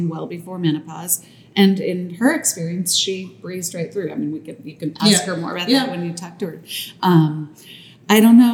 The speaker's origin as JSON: {"language": "English", "region": "New York", "country": "United States", "said": "being a New Yorker"}